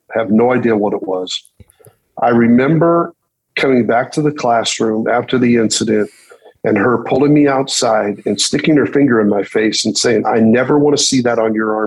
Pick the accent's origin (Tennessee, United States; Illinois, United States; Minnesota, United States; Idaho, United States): Idaho, United States; Kimberly; also born or lived in Salinas, California; it's right in the middle of the fourth grade year. We moved from Salinas, California to Twin Falls, Idaho, to a little town outside Twin Falls called Kimberly, Idaho